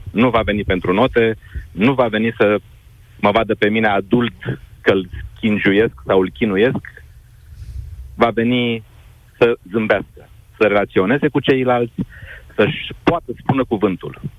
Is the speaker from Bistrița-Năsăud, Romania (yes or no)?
no; Craiova, Dolj, Romania; moved away as an adult; now in Cluj-Napoca, Romania; și Ruxandra știe de unde sunt. Sunt din Craiova, bineînțeles.